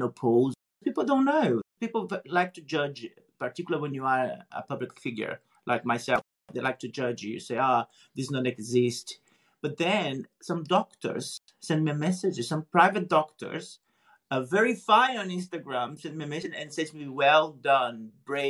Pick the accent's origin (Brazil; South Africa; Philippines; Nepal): Brazil; moved away; also born or lived in United Kingdom; the first Brazilian male to be on a Playboy